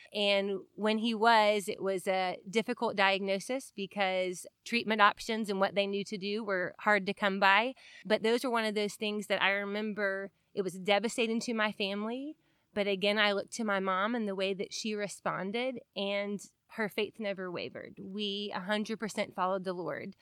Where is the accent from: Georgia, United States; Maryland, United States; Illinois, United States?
Georgia, United States; Marietta; I grew up in Marietta, Georgia, in a Christian home